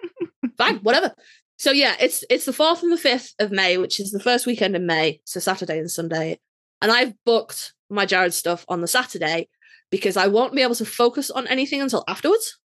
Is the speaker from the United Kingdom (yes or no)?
yes; United Kingdom